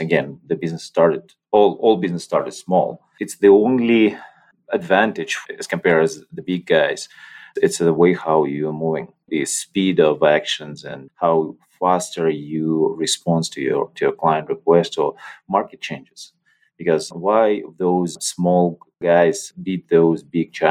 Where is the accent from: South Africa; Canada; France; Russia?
Russia; moved away; also born or lived in Belarus; I was born in Russia